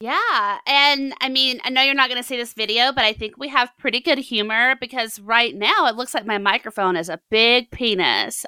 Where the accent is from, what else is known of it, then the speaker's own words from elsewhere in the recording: the South, United States; I'm from the South